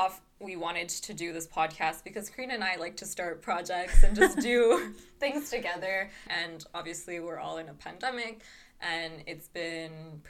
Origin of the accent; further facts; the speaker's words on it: Quebec, Canada; I am turning 25 in 2 months, in April. I am half Quebecer, French-Canadian, as I'd like to say, and half Italian.